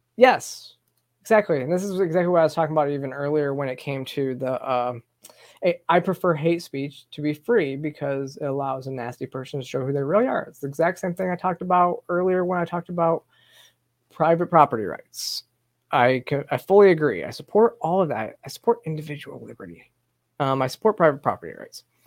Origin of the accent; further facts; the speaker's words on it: Michigan, United States; now in Georgia, United States; this is my home state. I, am from Michigan and still have a lot of family in Michigan